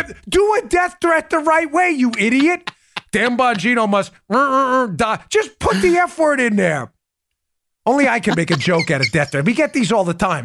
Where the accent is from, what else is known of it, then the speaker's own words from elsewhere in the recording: New York, United States; I grew up in New York